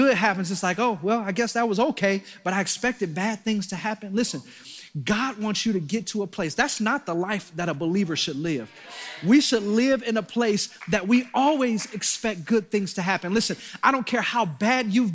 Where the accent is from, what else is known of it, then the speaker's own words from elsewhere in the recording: Detroit, Michigan, United States; I'm from Detroit